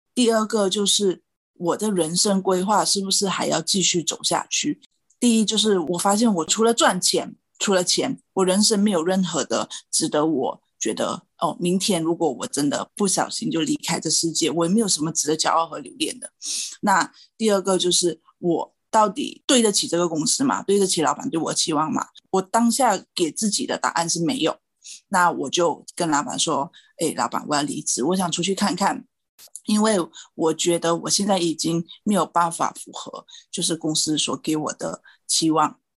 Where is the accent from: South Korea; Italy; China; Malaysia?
Malaysia; moved away as an adult; also born or lived in Taiwan; now in Ireland; 我是来自马来西亚，然后今年三十三岁